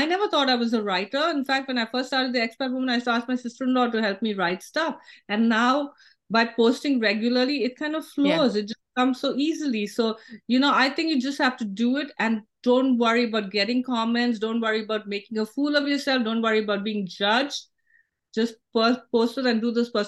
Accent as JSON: {"language": "English", "country": "India", "moved": "yes", "lives_now": "United States", "said": "I went to San Francisco in the morning as an Indian citizen, and then I was leaving as a U.S. citizen."}